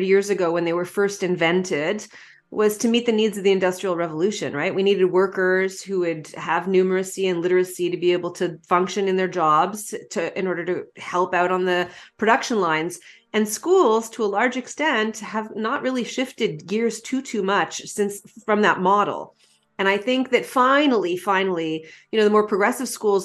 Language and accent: English; Canada; as a Canadian